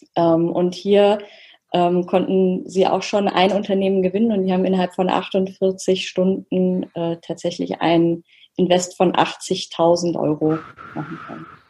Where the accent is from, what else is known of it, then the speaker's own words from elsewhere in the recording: Oberursel, Hesse, Germany; Ich bin aus Oberursel